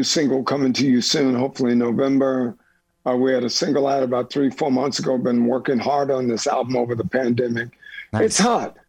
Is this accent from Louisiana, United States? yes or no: yes; New Orleans, Louisiana, United States; moved away; also born or lived in New York; New Orleans, Louisiana